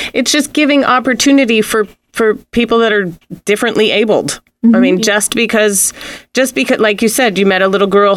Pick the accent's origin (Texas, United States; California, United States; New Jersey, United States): New Jersey, United States; now in Santa Barbara, United States; I'm from New Jersey